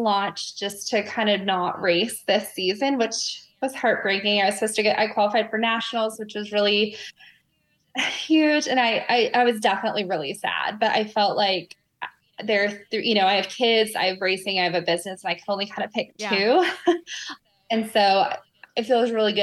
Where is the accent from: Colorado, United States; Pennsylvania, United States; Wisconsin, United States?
Colorado, United States; also born or lived in Osaka, Japan; now in Atlanta, United States; I'm from Colorado.